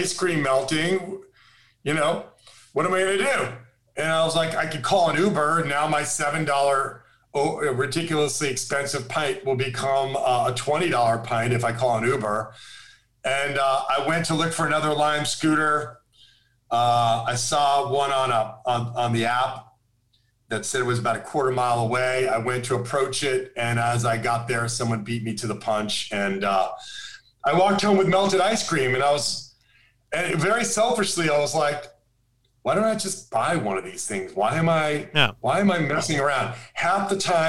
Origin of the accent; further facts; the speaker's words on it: San Francisco, California, United States; San Francisco, my hometown here